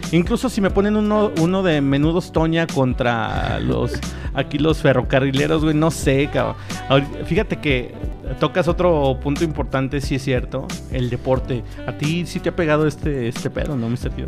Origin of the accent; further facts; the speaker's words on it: Mexico; así somos los pinches mexicanos